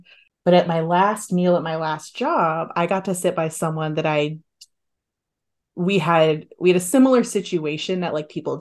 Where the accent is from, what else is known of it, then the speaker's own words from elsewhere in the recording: San Diego, California, United States; now in San Francisco, United States; I'm from San Diego.